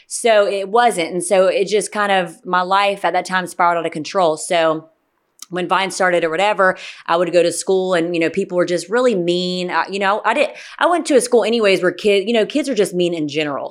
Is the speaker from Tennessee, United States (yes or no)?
no; Gwinnett County, Georgia, United States; also born or lived in Stockbridge, Georgia; I grew up in Gwinnett County until forever